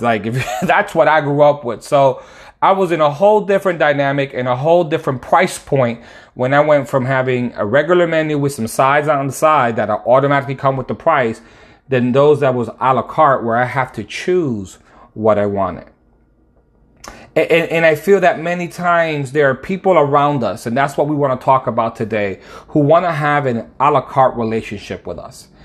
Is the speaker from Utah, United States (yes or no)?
no; Connecticut, United States; now in Dallas, United States; I'm living in Dallas right now, but I'm from Connecticut